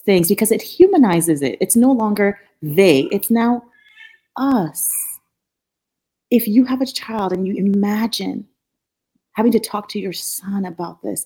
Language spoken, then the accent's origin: English; Nigeria; moved away as an adult; also born or lived in Norfolk, Virginia; now in United States; growing up in Nigeria, I was I grew up with a lot of resources.